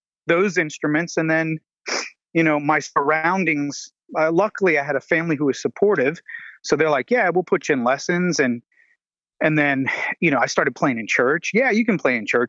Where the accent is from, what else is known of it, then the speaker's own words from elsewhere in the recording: New Orleans, Louisiana, United States; now in Atlanta, United States; I grew up in New Orleans, Louisiana